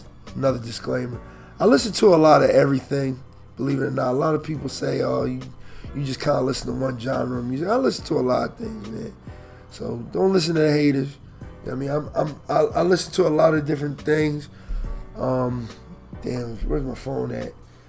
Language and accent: English; Philadelphia, Pennsylvania, United States; because I'm from Philly.